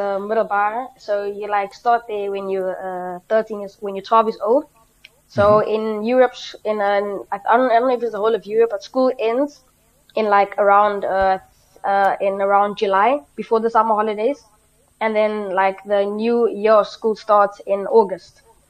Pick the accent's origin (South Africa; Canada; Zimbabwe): South Africa; moved away; as a South African